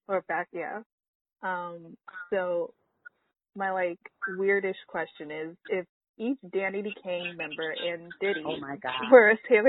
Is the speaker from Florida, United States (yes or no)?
yes; Miami, Florida, United States; Miami. I'm from Miami.